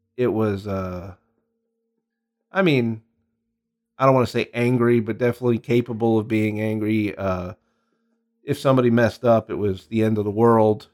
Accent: New York City, New York, United States; moved away as an adult; now in Phoenix, United States; I'm originally from Queens, New York

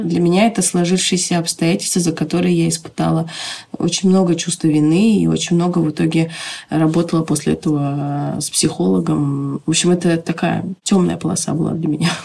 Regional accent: Tajikistan; Когда я родилась, в Таджикистане была война

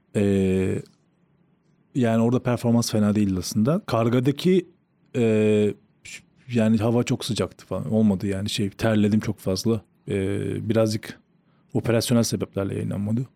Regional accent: Rize Province, Turkey; Rize'de doğup büyüyünce

